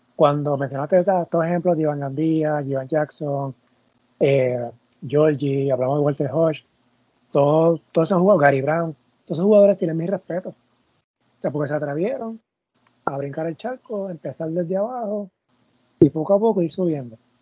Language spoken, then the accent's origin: Spanish; Puerto Rico; caso de Puerto Rico, vivimos al lado de República Dominicana